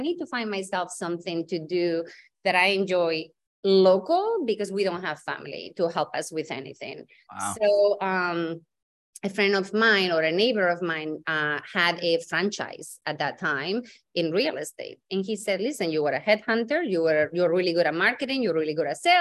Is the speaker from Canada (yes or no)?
no; Santander, Cantabria, Spain; English is a second language; also born or lived in Dublin, Ireland / London, United Kingdom; now in Massachusetts, United States; I'm originally from Spain, born and bred in on the north side of Spain, a small town called Santander